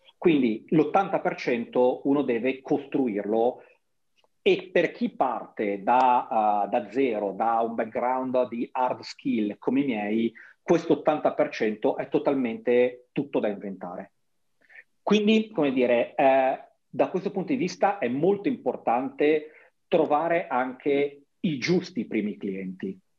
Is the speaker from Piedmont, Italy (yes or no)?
no; Genoa, Liguria, Italy; moved away; nella mia città natale